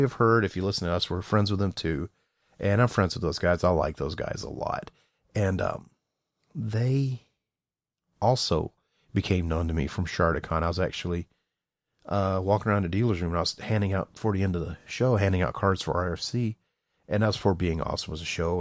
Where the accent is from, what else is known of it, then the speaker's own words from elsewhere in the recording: the South, United States; I'm from the South